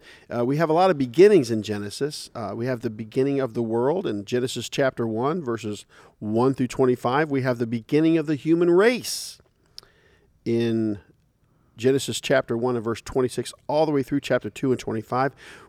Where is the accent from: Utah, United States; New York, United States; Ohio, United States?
Ohio, United States; Dayton; born there; I was born in Dayton, Ohio.